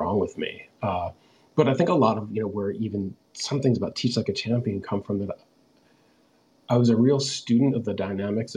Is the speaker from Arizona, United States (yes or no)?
no; Bethesda, Maryland, United States; also born or lived in Washington, D.C.; I grew up just outside Washington, D.C. in a town called Bethesda, Maryland